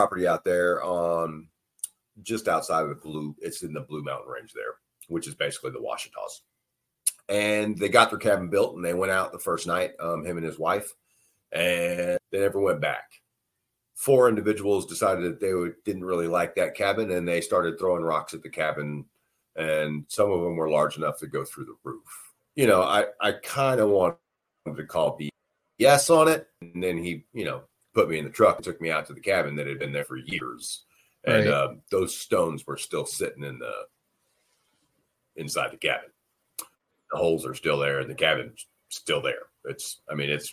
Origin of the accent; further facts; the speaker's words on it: Eastern Oklahoma, United States; also born or lived in California; I grew up in Oklahoma, Eastern Oklahoma.